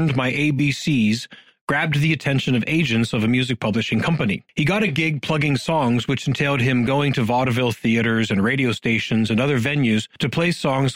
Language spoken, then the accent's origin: English; Youngstown, Ohio, United States; my hometown, Youngstown, Ohio